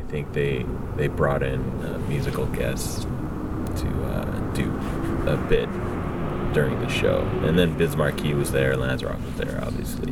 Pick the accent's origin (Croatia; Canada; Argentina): Canada; Vancouver, British Columbia; I grew up in Vancouver